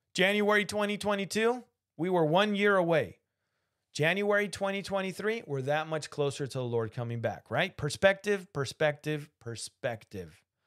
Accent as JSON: {"language": "English", "country": "Argentina", "said": "I can do that accent because I'm from Argentina and, uh, yo hablo español"}